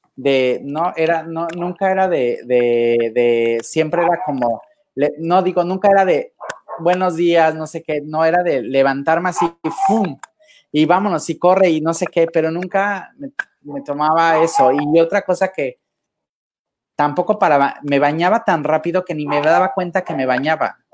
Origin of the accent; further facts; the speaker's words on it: Acapulco, Guerrero, Mexico; moved away; yo soy de Acapulco, desde mi tierra querida, desde mi pueblo adorado